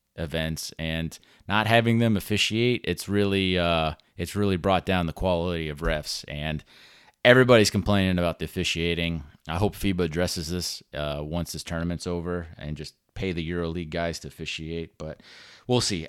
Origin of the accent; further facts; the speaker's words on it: Orlando, Florida, United States; I'm born and raised in Orlando